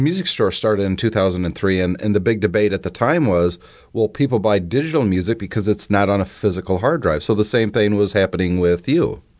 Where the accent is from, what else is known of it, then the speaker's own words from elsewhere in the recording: the Midwest Rust Belt, United States; When I was growing up, uh, I'm from the Midwest factory Rust Belt area.